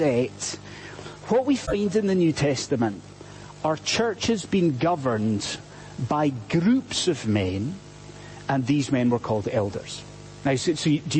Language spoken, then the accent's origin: English; Scotland, United Kingdom; I'm Scottish